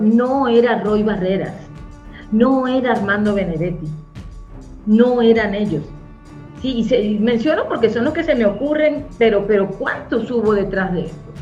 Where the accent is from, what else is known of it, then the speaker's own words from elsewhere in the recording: Colombia; como colombiana